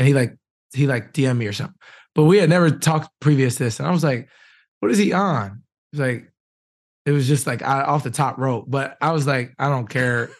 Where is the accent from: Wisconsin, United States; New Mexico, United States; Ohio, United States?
Wisconsin, United States; now in Indianapolis, United States; I'm from Wisconsin